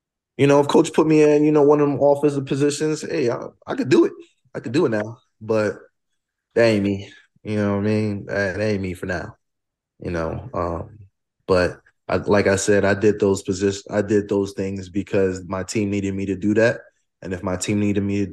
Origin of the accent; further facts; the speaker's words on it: New Jersey, United States; moved away as an adult; also born or lived in Colorado; now in Fort Collins, United States; I am from New Jersey, but I also am from West Africa. I'm from Guinea